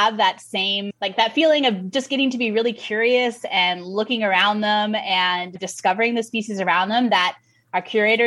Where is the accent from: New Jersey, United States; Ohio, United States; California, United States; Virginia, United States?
California, United States; Lafayette; moved away as an adult; also born or lived in Pennsylvania; I grew up in the East Bay of the San Francisco Bay Area in Lafayette, born and raised there